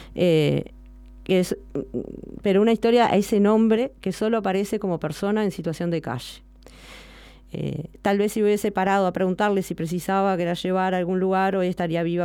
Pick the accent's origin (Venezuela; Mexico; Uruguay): Uruguay; Montevideo; no soy del de interior, soy de Montevideo